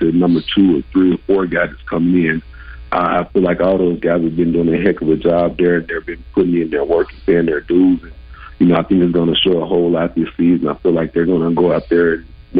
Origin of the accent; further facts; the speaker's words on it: Arkansas, United States; also born or lived in Oakland; Growing up in Arkansas